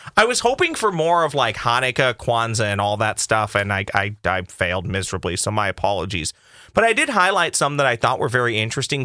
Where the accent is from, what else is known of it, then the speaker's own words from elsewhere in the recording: Boston, Massachusetts, United States; I'm from Boston